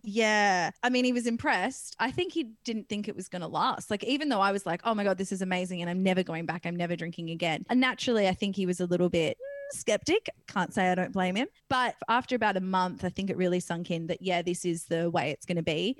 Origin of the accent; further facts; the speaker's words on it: Perth, Western Australia, Australia; I come from Perth, WA, and in WA there's this little beach town called Wedge Island